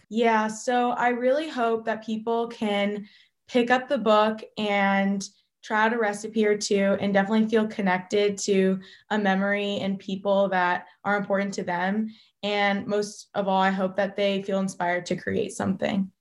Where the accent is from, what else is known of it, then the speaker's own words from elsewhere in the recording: Redmond, Washington, United States; also born or lived in Northern California; I was born in Northern California, and I grew up in the Pacific Northwest from the age of two. I recently just graduated Redmond High School